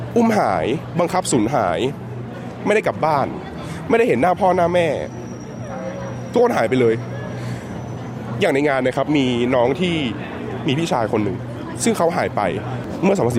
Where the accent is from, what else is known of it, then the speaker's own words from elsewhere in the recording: Chiang Rai, Thailand; moved away as an adult; now in Australia; บ้านผมอยู่เชียงราย